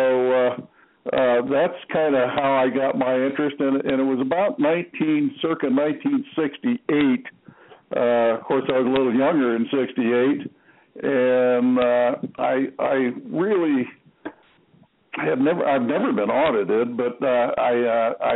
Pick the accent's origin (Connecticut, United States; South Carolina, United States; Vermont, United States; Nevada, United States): Connecticut, United States; Norwich; I was born in Norwich, Connecticut